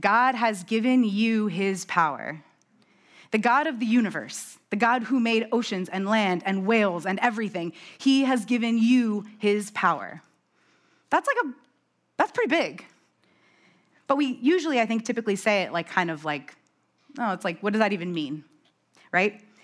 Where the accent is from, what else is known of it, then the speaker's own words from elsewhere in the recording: New York, United States; I'm from New York.